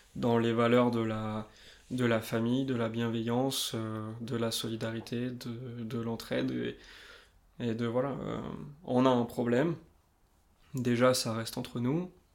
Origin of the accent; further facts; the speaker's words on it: Limousin, Nouvelle-Aquitaine, France; now in Annecy, France; Je viens du Limousin, perdu un petit peu au milieu de la France, dans la diagonale du vide. Maintenant j'habite Annecy